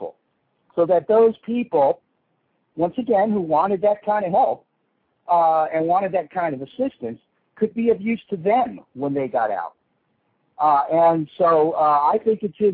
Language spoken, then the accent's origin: English; South Florida, United States; I grew up in South Florida during this period of time where all the drugs were coming in through here.